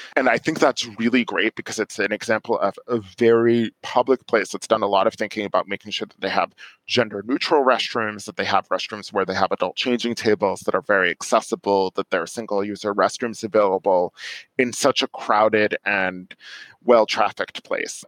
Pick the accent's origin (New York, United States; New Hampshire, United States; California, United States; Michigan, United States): New York, United States; moved away as an adult; now in Silver Spring, Maryland, United States